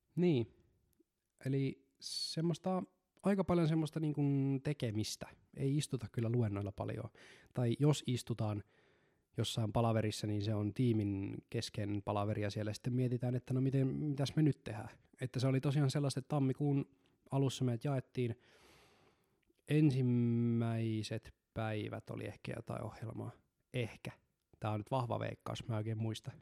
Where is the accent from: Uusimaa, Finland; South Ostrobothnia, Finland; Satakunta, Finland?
South Ostrobothnia, Finland; Seinäjoki; mä synnyin Seinäjoella